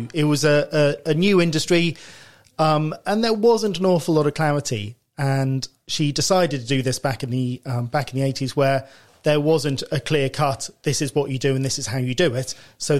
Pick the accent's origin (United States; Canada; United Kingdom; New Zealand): United Kingdom; Twyford, South East England; also born or lived in Reading / Henley-on-Thames / Marlow / Australia; I was born in Reading. Okay. Grew up in Twyford, moved to Henley, went to school in Marlow.